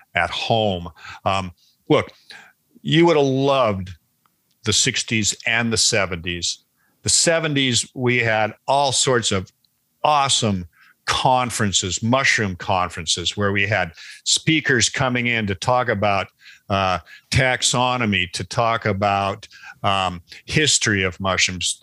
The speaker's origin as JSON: {"language": "English", "town": "Seattle", "region": "Washington", "country": "United States", "tie": "born or raised there", "said": "I grew up in Seattle, which is a perfect climate for wild mushrooms"}